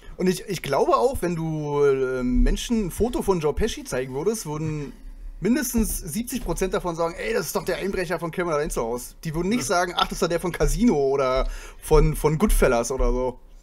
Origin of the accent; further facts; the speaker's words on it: a small town in Brandenburg, Germany; moved away; ich komme ja nicht aus Berlin, ich komme ja aus einem kleinen Städtchen in Brandenburg